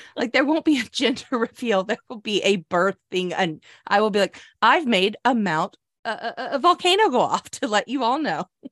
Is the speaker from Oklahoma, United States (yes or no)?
yes; Oklahoma, United States; moved away; growing up in Oklahoma